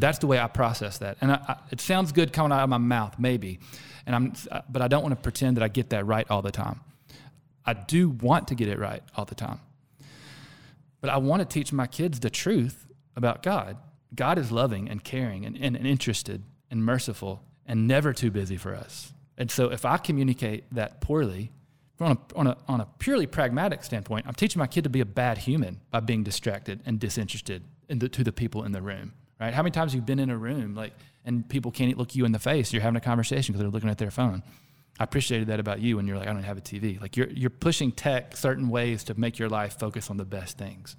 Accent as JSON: {"language": "English", "region": "the South", "country": "United States", "accent": "Southern", "said": "I'm from the South"}